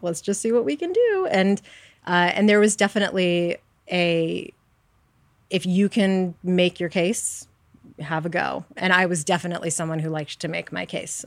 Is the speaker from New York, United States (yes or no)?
yes; New York City, New York, United States; I grew up on the Upper West Side in New York